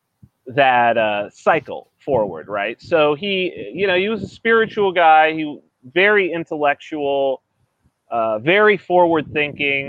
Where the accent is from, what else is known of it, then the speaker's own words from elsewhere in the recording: San Bernardino, California, United States; I'm from San Bernardino, California, which is like desert.